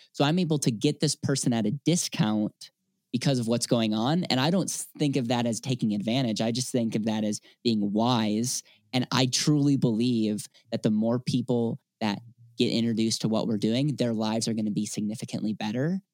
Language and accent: English; Wisconsin, United States; now in Denver, United States; I'm from Wisconsin originally